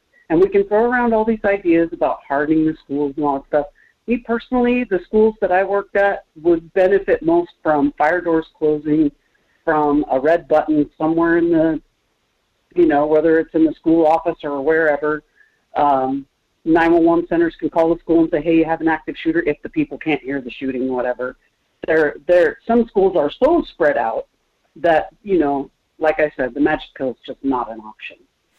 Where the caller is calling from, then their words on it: Kenai, Alaska, United States; Good morning, Michael. … from Kenai.